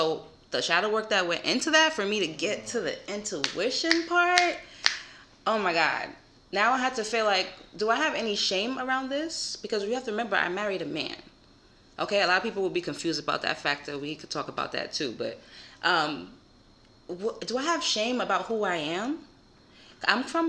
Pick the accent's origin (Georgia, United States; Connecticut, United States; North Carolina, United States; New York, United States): New York, United States; New York City; also born or lived in Florida; I'm from Co-op City